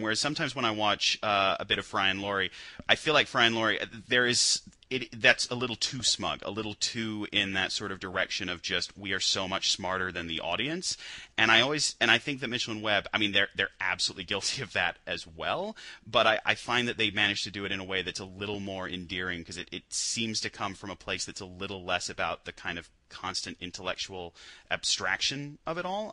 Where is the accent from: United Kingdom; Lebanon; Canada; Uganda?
United Kingdom; as a Brit